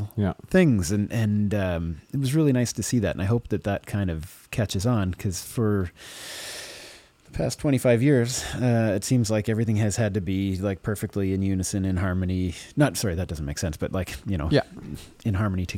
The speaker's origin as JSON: {"language": "English", "town": "Dorchester", "region": "Ontario", "country": "Canada", "tie": "born or raised there", "said": "my hometown in Dorchester"}